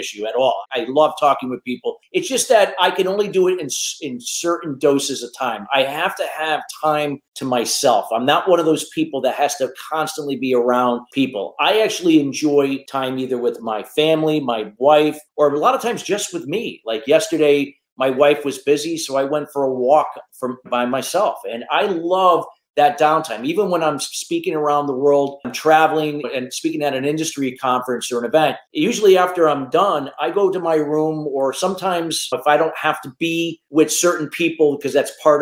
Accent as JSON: {"language": "English", "town": "Danbury", "region": "Connecticut", "country": "United States", "said": "I was coming from Danbury, which was not like some major metropolis area, but we were close to New York City, about an hour away"}